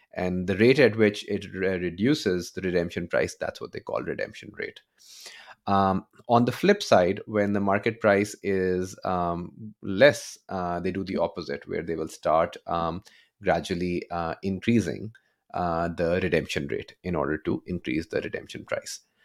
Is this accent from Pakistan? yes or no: yes; Pakistan; I'm, I'm from Pakistan, born and raised